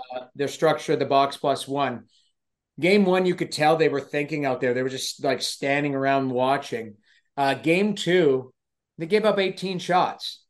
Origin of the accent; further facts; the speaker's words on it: Edmonton, Alberta, Canada; I grew up in Edmonton